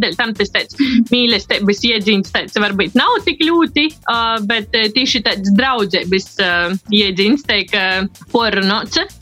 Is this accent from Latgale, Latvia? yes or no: yes; Rogovka, Latgale, Latvia; Mēs esam izauguši ar dažu kilometru atšķirību. Es esmu no Rogovas, kas ir no Ilžukolna pogosta gailumiem